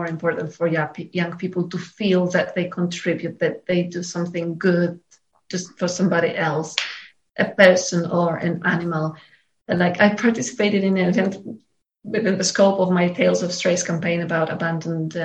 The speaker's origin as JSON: {"language": "English", "country": "Poland", "said": "I'm from Poland."}